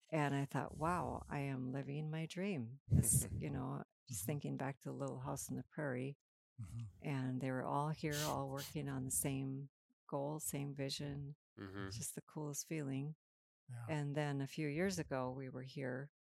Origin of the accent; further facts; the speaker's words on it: Minnesota, United States; moved away; we grew up in Minnesota on the prairie